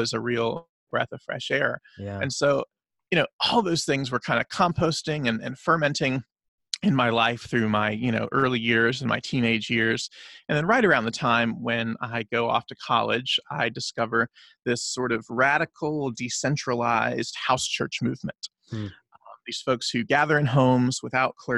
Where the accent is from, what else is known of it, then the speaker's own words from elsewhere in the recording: the Bible Belt, the South, United States; I grew up in the South, in the Bible Belt